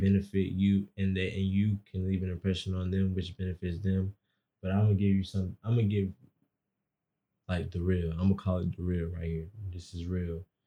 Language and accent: English; Atlanta, Georgia, United States; I kinda use a lot of Atlanta terms 'cause I'm from Atlanta.